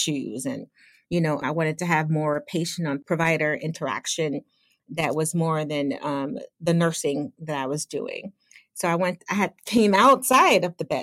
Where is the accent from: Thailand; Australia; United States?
United States; Chicago, Illinois; also born or lived in Western Michigan; I grew up in Chicago, you know, like the Chicagoland